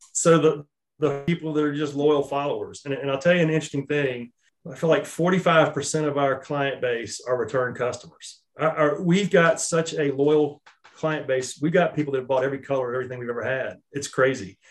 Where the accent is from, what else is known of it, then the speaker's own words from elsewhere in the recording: Charlotte, North Carolina, United States; I was born and raised in Charlotte and I've always lived here